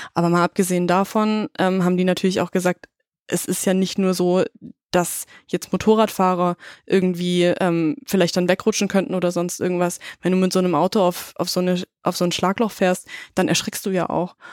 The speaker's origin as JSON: {"language": "German", "country": "Germany", "said": "als Deutsche"}